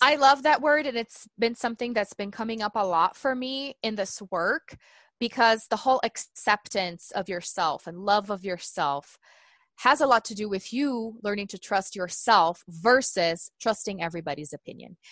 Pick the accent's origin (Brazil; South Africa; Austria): Brazil; English is a second language; moved away as an adult; also born or lived in Tulsa, Oklahoma; now in United States; growing up in Brazil